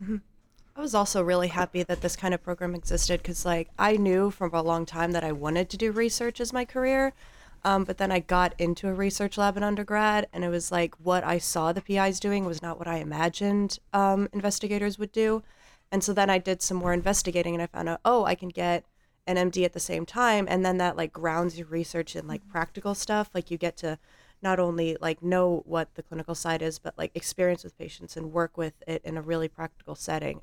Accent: Colorado Springs, Colorado, United States; moved away as an adult; also born or lived in Oklahoma; I grew up in Colorado Springs, Colorado

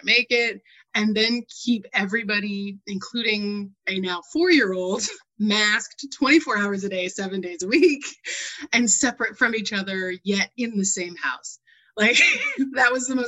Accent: New England, United States; I grew up in New England, where I was a graduating class of 35

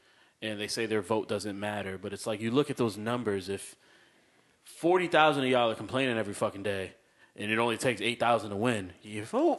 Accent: Waterbury, Connecticut, United States; moved away; I'm from Waterbury.

